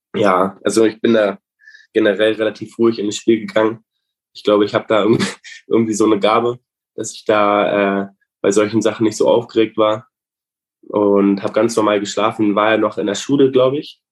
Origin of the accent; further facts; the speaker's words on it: Bestensee, Brandenburg, Germany; also born or lived in Berlin; Wir sind dann mit drei aus Berlin nach Bestensee gezogen. Ich habe davon von Berlin alles nicht richtig mitbekommen. Äh, hatten dann im Bestensee ein Haus gebaut